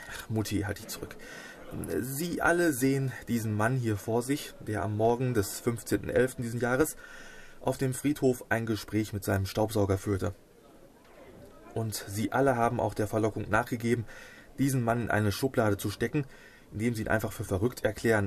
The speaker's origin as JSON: {"language": "German", "town": "Hamm", "region": "North Rhine-Westphalia", "country": "Germany", "tie": "born or raised there", "said": "meiner Heimatstadt hier in Hamm"}